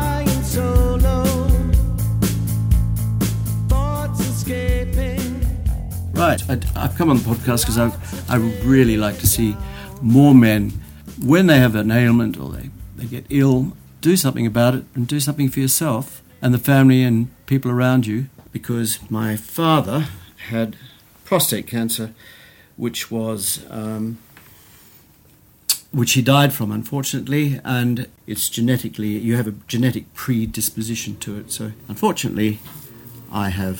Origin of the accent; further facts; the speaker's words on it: Australia; moved away as an adult; now in United Kingdom; I'm actually Australian, but I've been living in the UK for the last 28 years.